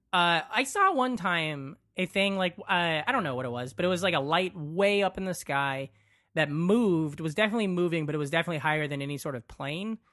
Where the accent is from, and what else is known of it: western Iowa, United States; born or raised there